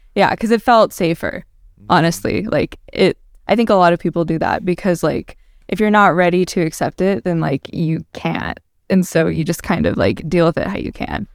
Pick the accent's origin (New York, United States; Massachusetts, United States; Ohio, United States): Ohio, United States; also born or lived in Dallas, Texas; I grew up in Ohio, though, so I'm from the north and the south